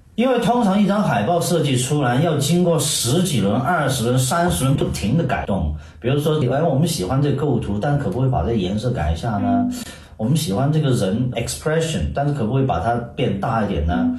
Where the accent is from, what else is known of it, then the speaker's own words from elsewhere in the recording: China; moved away; 实际上我们以前的中国长大